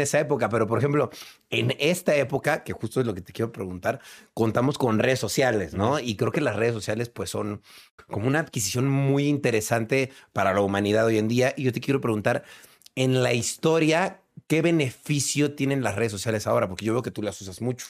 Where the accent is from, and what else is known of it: Mexico